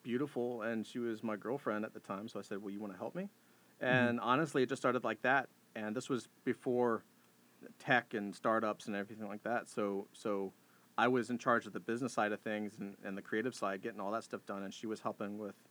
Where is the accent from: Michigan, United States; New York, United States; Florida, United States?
Florida, United States; Jacksonville; moved away as an adult; also born or lived in Atlanta, Georgia; I'm originally from Jacksonville, Florida